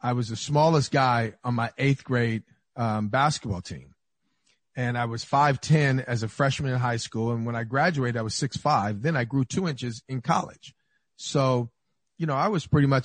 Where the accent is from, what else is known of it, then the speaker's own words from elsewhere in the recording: Inglewood, California, United States; I grew up on 118th in Maine